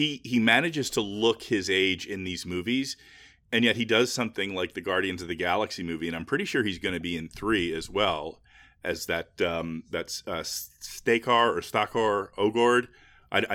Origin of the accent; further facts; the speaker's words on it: United Kingdom; yes, I'm British